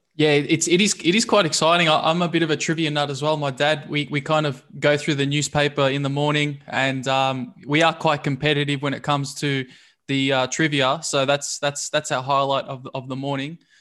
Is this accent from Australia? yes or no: yes; Melbourne, Victoria, Australia; I'm actually from Brunswick